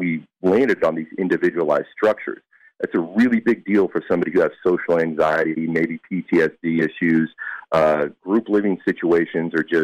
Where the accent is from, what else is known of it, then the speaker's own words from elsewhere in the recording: Kansas City, United States; We're all from Kansas City